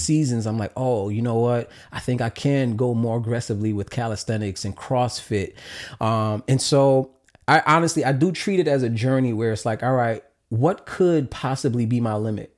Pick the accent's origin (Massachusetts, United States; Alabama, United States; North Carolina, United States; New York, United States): New York, United States; New York City; growing up in New York City can be in public school